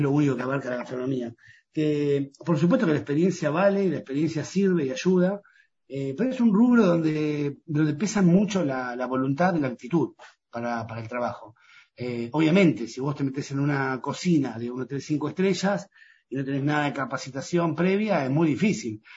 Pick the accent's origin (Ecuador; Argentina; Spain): Argentina; Pinamar, Buenos Aires Province; yo soy de Pinamar